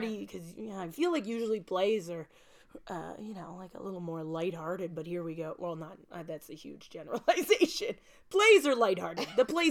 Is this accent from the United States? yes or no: no; Welland, Ontario, Canada; Yeah. We're both Wellanders.